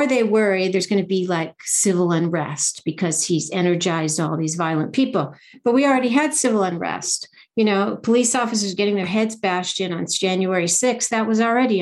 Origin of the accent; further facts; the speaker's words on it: United States; I'm an American, you know, first generation American